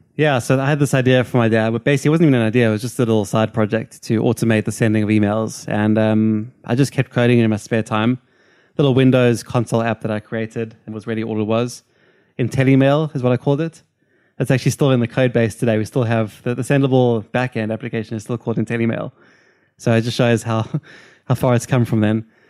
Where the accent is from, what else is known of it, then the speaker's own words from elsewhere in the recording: Cape Town, Western Cape, South Africa; moved away; I'm from Cape Town, South Africa